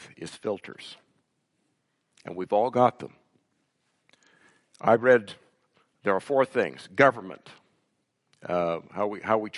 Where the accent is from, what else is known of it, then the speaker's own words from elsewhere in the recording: United States; moved away as an adult; now in Canada; When I go back to the States